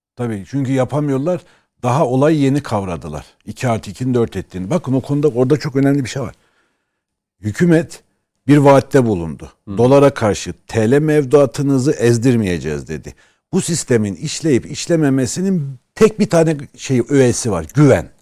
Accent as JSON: {"language": "Turkish", "region": "Erzurum", "country": "Turkey", "said": "Bizim Erzurum'da"}